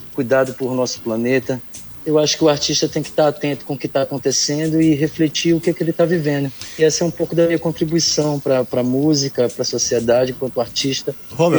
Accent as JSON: {"language": "Portuguese", "town": "São Luís", "region": "Maranhão", "country": "Brazil", "tie": "born or raised there", "also_born_or_lived": "Ottawa", "moved": "as an adult", "lives_now": "Canada", "said": "sou de São Luís do Maranhão, nascido, criado, muito enraizado aqui com o meu estado, com minha cidade"}